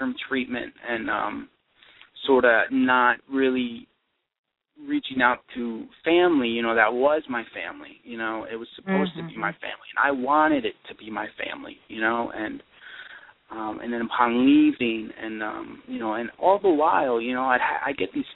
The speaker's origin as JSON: {"language": "English", "region": "East Coast", "country": "United States", "moved": "yes", "lives_now": "Michigan, United States", "said": "I'm actually from the East Coast"}